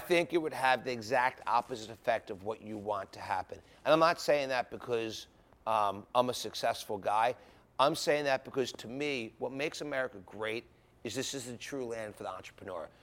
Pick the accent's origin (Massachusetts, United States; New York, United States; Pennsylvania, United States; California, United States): Pennsylvania, United States; Philadelphia; I was a guy from Philadelphia, grew up in the sports business.